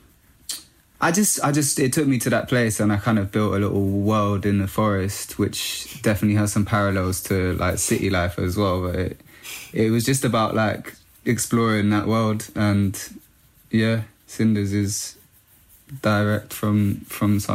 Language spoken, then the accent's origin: English; London, United Kingdom; In Northwest London, in Camden, Kentish Town.